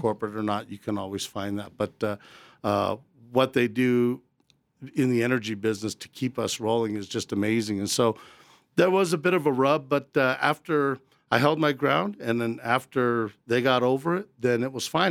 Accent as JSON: {"language": "English", "town": "Arvada", "region": "Colorado", "country": "United States", "tie": "born or raised there", "also_born_or_lived": "Rocky Ford, Colorado", "said": "I'm born and raised, uh, right here in Colorado. My family's originally from Rocky Ford, the Melons. And, uh, I grew up in Arvada"}